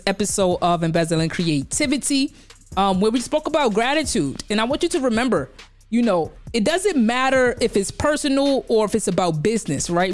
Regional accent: New York City, New York, United States; I'm from Brownsville, Brooklyn

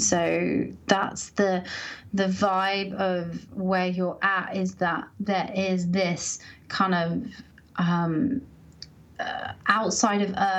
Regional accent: Colorado, United States; oh, okay, I grew up in Colorado. Like, this is important to me, but I'm being called to kind of step into some of that city energy.

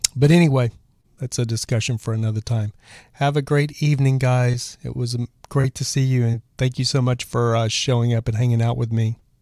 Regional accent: Texas, United States; I'm from Texas

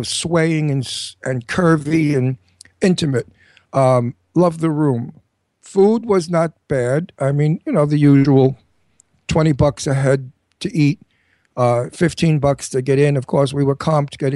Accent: New York City, New York, United States; Now, I'm a native New Yorker. I lived in New York all my life. I was born in New York.

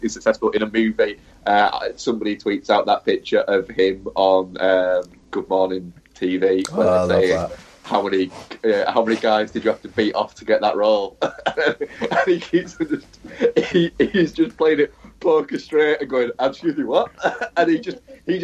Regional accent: Manchester, North West England, United Kingdom; Actually, it would be a bit morally wrong, but I was from Manchester.

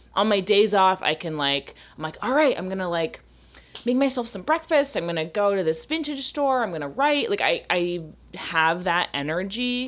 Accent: Florida, United States; moved away; also born or lived in Massachusetts; growing up in Florida, I was around so many black people

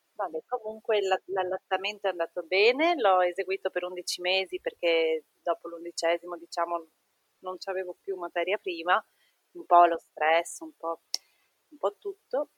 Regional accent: Treviso, Veneto, Italy; now in Trieste, Italy; viviamo a Trieste, ma mio marito è napoletano e io sono di Treviso

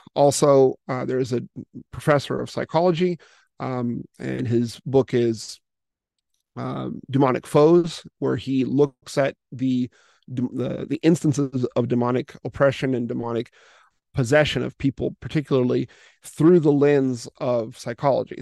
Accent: United States; moved away as an adult; now in Russia; I was originally born and raised in the United States, but have been, uh, overseas, uh, in this particular mission field for, for quite a long time

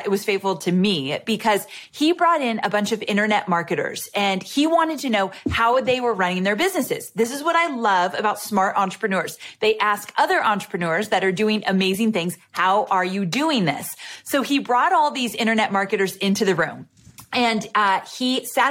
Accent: California, United States; moved away as an adult; also born or lived in Santa Barbara; now in Nashville, United States; And I live in Nashville, Tennessee, but I just moved from California where I was born and raised.

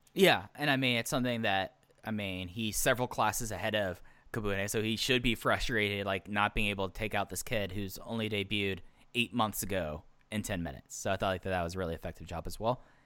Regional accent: Dallas, Texas, United States; I grew up in Dallas, Fort Worth during the Dirk days

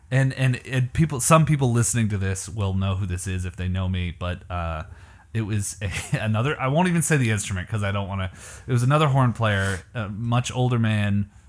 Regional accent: Canada; moved away; I'm from Canada

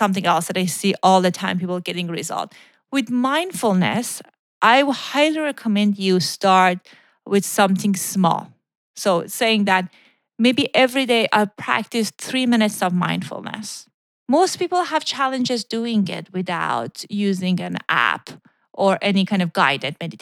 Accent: Iran; moved away; when I was growing up in Iran

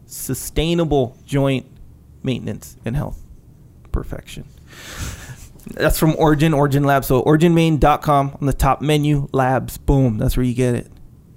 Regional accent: Hawaii, United States; born or raised there; also born or lived in Victoria, British Columbia, Canada

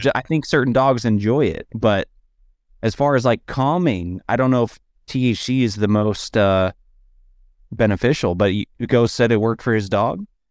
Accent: Dallas, Texas, United States; moved away; I grew up in Dallas where it's a real humid heat

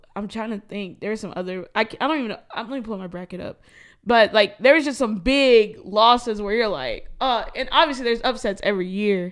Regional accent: Minnesota, United States; as a Minnesotan

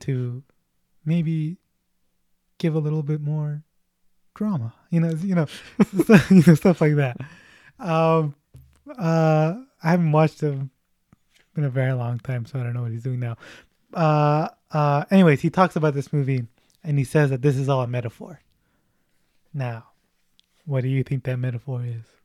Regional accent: United States

